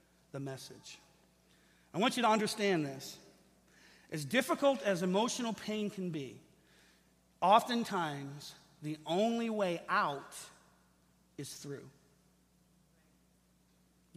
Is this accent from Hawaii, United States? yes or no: no; Lincoln Park, Michigan, United States; I grew up in Lincoln Park